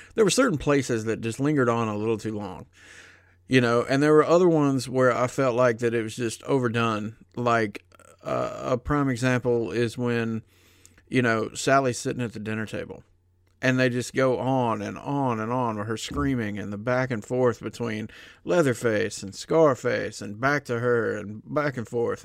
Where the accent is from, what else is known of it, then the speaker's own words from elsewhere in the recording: the South, United States; growing up in the South